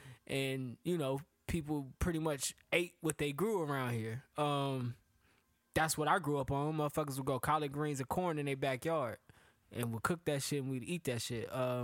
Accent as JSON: {"language": "English", "town": "Charlotte", "region": "North Carolina", "country": "United States", "tie": "born or raised there", "also_born_or_lived": "Ohio"}